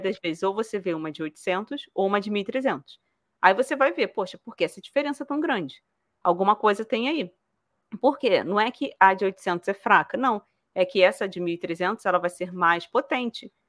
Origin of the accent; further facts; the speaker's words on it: Rio de Janeiro, Brazil; accent: carioca; now in Toledo, Brazil; Eu morava no Rio de Janeiro